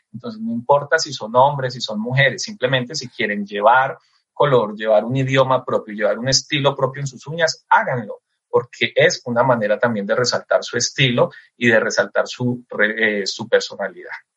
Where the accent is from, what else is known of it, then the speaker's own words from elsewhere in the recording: Eje Cafetero, Colombia; realmente mi tierra es el eje cafetero